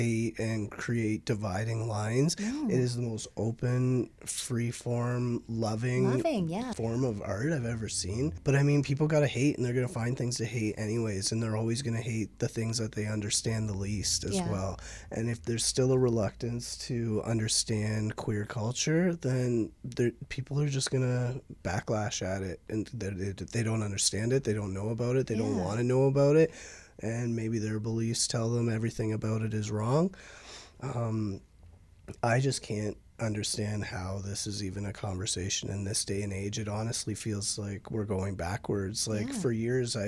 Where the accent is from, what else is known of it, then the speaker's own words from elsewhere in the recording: Windsor, Ontario, Canada; I'm from Windsor